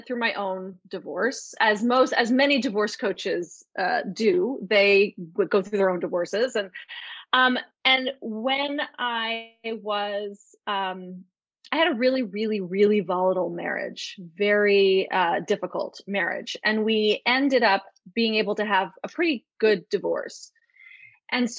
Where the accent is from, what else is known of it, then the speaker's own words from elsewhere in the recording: New York, United States; moved away; I'm from New York and I left for a reason